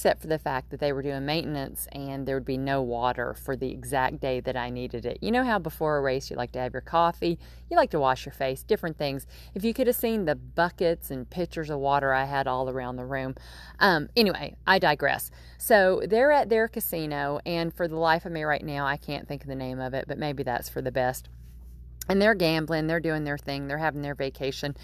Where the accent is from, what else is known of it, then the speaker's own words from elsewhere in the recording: Nashville, Tennessee, United States; now in Nova Scotia, Canada; I grew up in Nashville, Tennessee, and my mama and my aunt still live there